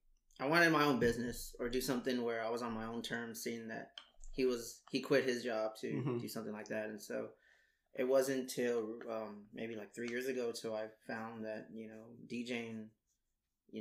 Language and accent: English; San Antonio, Texas, United States; I grew up on off of Old Highway 90. It's not Old Highway 90 now, it's like Cletho Rodriguez.